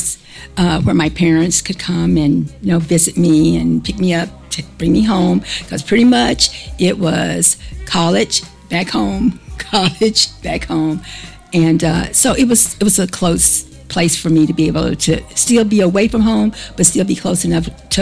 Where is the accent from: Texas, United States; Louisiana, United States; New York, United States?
Texas, United States; Mount Pleasant; also born or lived in Kilgore, Texas / Austin, Texas / Plano, Texas; I grew up in Mount Pleasant, Texas, which is a small town in East Texas